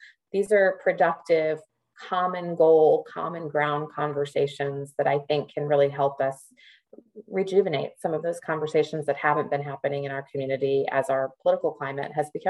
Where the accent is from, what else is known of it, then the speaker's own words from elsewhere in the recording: Midwest, United States; growing up as a Midwesterner and living in the South